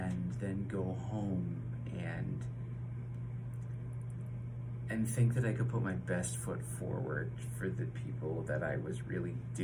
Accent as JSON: {"language": "English", "town": "London", "region": "Ontario", "country": "Canada", "said": "I hail from London, Ontario, Canada"}